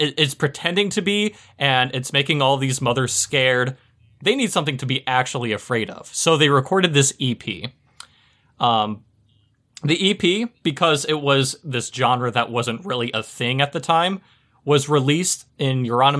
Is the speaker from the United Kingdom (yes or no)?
yes; England, United Kingdom; It also helps because I'm English